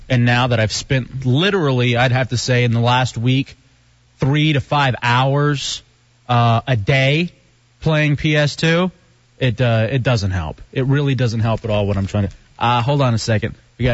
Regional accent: Texas, United States; But the Texas thing is just perfect, because that's me. I'm a Texan. I'm a great Texan. I'm the greatest Texan, in fact.

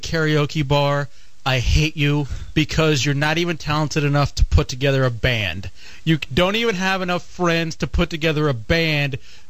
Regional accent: Texas, United States; moved away; when I was growing up in Texas

